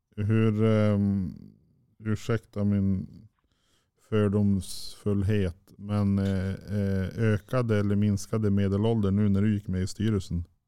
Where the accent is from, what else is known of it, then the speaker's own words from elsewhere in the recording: southern Sweden, Sweden; now in Norrland, Sweden; jag är ju född och uppvuxen i södra Sverige